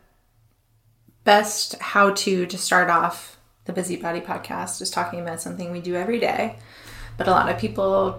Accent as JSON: {"language": "English", "region": "Arizona", "country": "United States", "tie": "born or raised there", "moved": "yes", "lives_now": "Brooklyn, United States", "said": "I grew up in Arizona"}